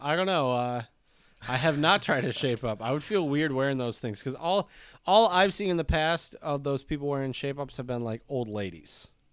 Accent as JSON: {"language": "English", "country": "United States", "said": "I am American"}